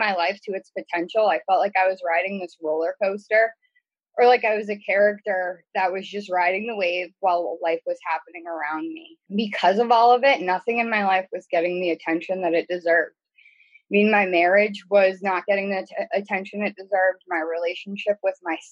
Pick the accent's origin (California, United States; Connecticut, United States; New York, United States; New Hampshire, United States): New Hampshire, United States; I'm from New Hampshire